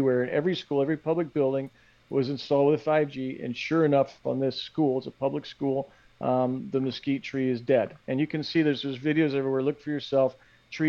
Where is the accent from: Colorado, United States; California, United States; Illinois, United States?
Colorado, United States; Denver; my hometown in Denver, Colorado